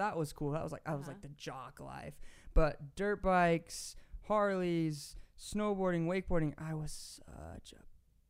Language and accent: English; Queen Creek, Arizona, United States; moved away as an adult; also born or lived in Peru / California; now in Utah, United States; Queen Creek, where I grew up